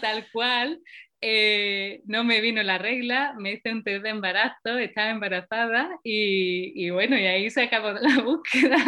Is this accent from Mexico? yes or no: no; Paradas, Andalusia, Spain; moved away as an adult; also born or lived in Valencia; now in Oslo, Norway; yo soy de Sevilla, de un pueblecito pequeño que se llama Parada y, he vivido allí muchos años